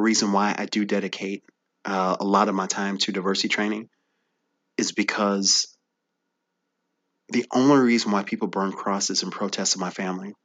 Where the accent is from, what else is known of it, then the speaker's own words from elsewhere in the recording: Bridgeton, Missouri, United States; I grew up in Bridgeton, Missouri, which Bridgeton is a small suburb right outside of the airport